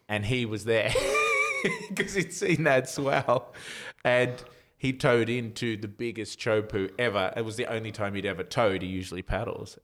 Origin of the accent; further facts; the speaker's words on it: Australia; as an Aussie with tall poppy syndrome